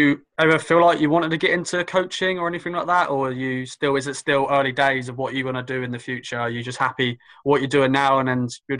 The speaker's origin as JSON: {"language": "English", "area": "Suffolk", "region": "East of England", "country": "United Kingdom", "accent": "Suffolk", "said": "my Suffolk accent because it's very strong."}